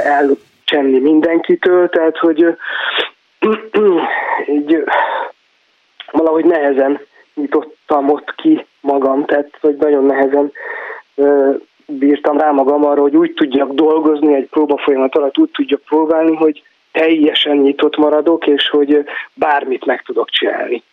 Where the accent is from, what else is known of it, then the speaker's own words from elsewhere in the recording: Záhony, Szabolcs-Szatmár-Bereg, Hungary; moved away as an adult; ott nőttem föl, és hát 20 valahány évet éltem ott